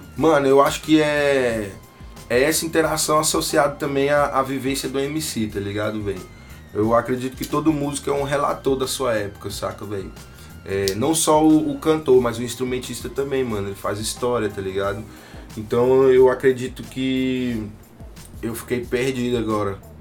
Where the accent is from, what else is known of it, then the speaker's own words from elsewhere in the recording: Tocantins, Brazil; also born or lived in Rio de Janeiro; eu sou do Tocantins, mano. Pé rachado do norte. Nasci no Rio de Janeiro, mas eu vivi, cresci e me formei aqui